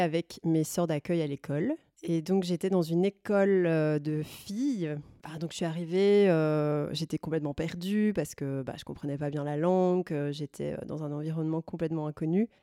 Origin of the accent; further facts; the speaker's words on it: Brussels, Brussels-Capital Region, Belgium; je viens de Bruxelles